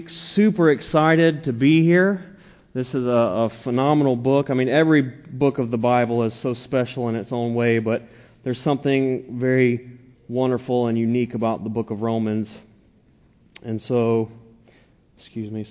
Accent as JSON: {"language": "English", "area": "the South", "region": "Southern United States", "country": "United States", "said": "I'm a Southerner. I'm a Southern preacher."}